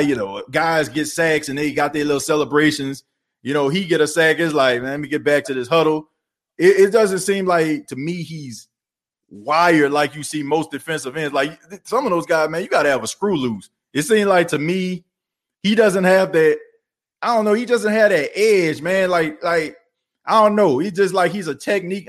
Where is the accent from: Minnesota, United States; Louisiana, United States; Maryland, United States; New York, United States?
Louisiana, United States; New Orleans; I'm born and raised in New Orleans